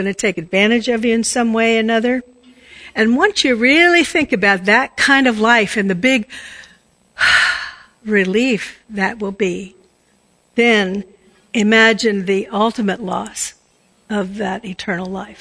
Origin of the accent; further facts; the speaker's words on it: Washington, District of Columbia, United States; I was brought up around Washington, D.C.